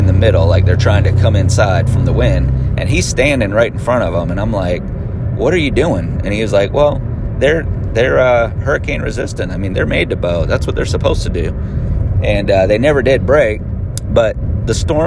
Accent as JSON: {"language": "English", "region": "Florida", "country": "United States", "tie": "born or raised there", "also_born_or_lived": "Pennsylvania", "said": "I was born in Pennsylvania, but I've lived in Florida since I was 10"}